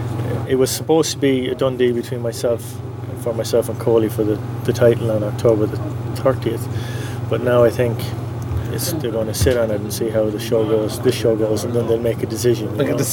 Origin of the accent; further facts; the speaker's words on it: County Mayo, Connacht, Ireland; moved away as an adult; also born or lived in United States; I'm originally from County Mayo.